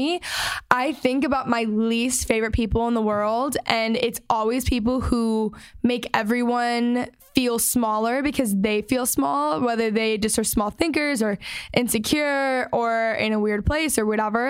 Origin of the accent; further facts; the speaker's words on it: Texas, United States; I'm from Texas.